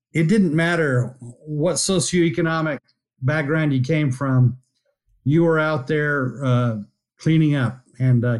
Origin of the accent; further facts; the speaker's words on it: El Paso, Texas, United States; moved away as an adult; also born or lived in Houston, Texas / Austin, Texas / Rockport, Texas; I grew up in El Paso, Texas, which is, you know, a long way from the oil patch